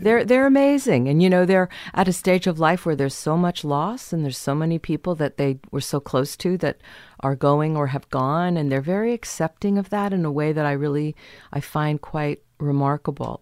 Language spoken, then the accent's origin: English; San Diego, California, United States; also born or lived in Kansas; I was born in Kansas, and then we moved to San Diego